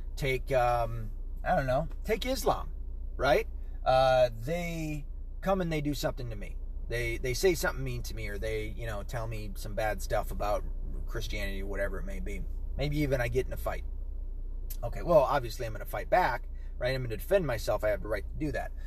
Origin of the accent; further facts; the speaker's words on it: Tennessee, United States; moved away; I'm from Tennessee.